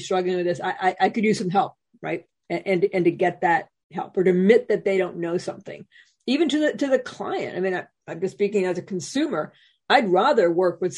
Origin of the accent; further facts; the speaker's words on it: New England, United States; I'm from New England